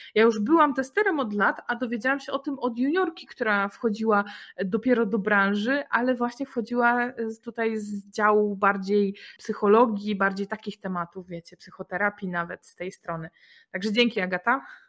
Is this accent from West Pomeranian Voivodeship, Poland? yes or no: no; Poznań, Greater Poland, Poland; jesteśmy z Poznania